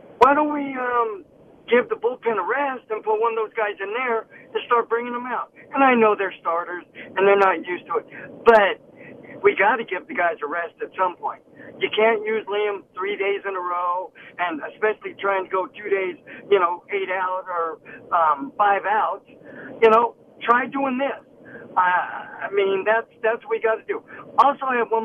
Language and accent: English; Oakland, California, United States; I was from Oakland